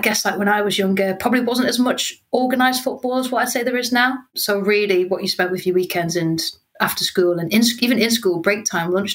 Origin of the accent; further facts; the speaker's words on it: Newcastle upon Tyne, North East England, United Kingdom; I'm from Newcastle, so I'm from a football mad family and a football mad town